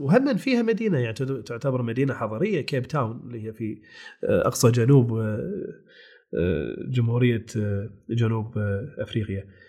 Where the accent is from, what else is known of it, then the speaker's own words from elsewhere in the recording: Kuwait; أنا بستمتع في ديرتي